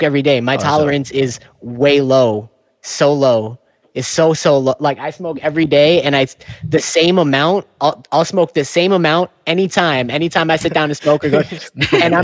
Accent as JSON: {"language": "English", "region": "New York", "country": "United States", "accent": "New York", "said": "my New York accent"}